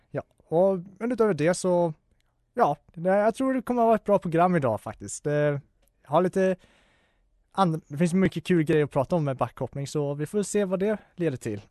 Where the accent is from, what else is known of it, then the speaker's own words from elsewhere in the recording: Falun, Dalarna County, Sweden; min hemort, eh, eller min föreställningsort, Falun